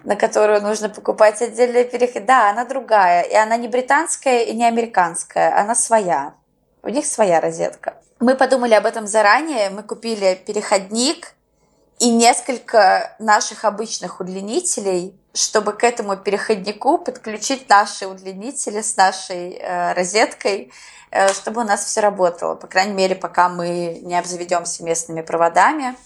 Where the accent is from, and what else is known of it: Moscow, Russia; moved away as an adult; also born or lived in Tbilisi, Georgia; now in Argentina